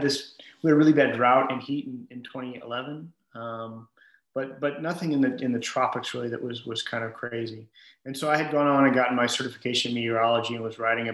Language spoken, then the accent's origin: English; Michigan, United States; moved away as an adult; also born or lived in Austin, Texas / Missouri; now in Houston, United States; I grew up in Michigan